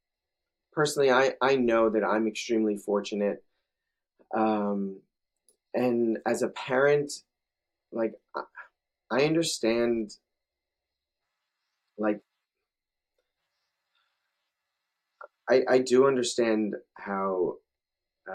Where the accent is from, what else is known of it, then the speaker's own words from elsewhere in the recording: New Jersey, United States; now in Charlotte, United States; me being born and raised in New Jersey